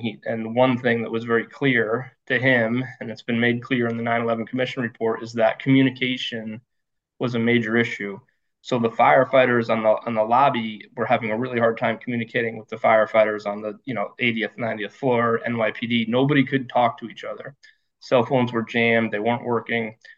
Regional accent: rural Connecticut, United States; I was born in Connecticut, born and raised uh, in rural Connecticut

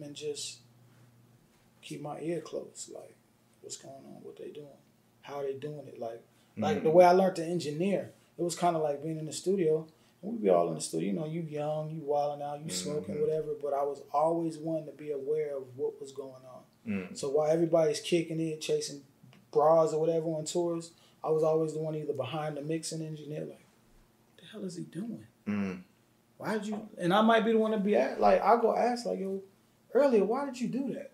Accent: Yonkers, New York, United States; I'm from Yonkers, New York. So I was born and raised on the same block as ….

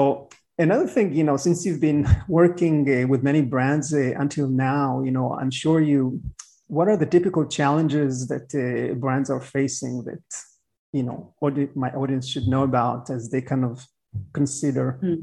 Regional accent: Miami, Florida, United States; My hometown. Yep.

